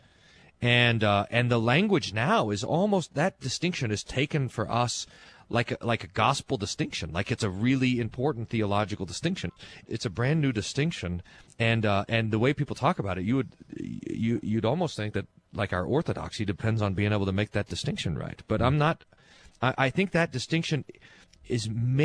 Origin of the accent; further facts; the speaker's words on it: Kerrville, Texas, United States; moved away; my hometown where I was born